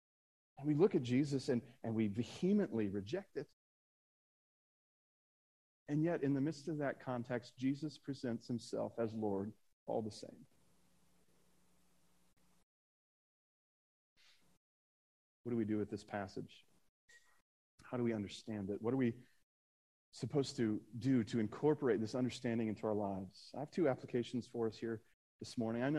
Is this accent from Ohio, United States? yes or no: yes; Akron, Ohio, United States; I'm from Akron